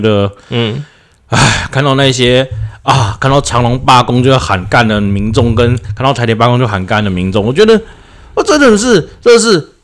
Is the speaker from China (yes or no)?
no; Taiwan; 我们台湾人